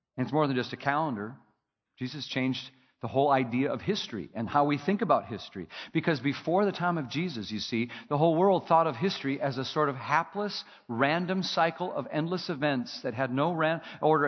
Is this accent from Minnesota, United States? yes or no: yes; Minnesota, United States; my home state, Minnesota